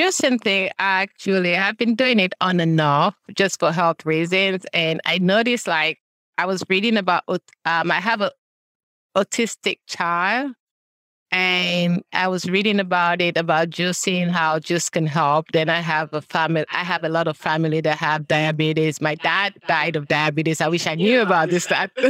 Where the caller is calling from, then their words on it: Burtonsville, Maryland, United States; I'm coming from Maryland, Buttonsville, Maryland.